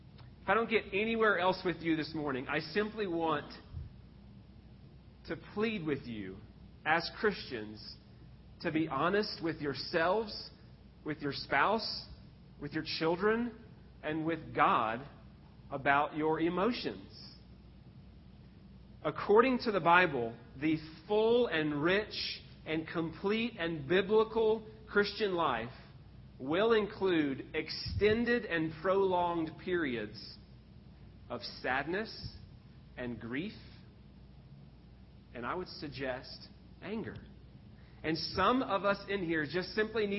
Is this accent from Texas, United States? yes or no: yes; Texas, United States; I grew up in Texas.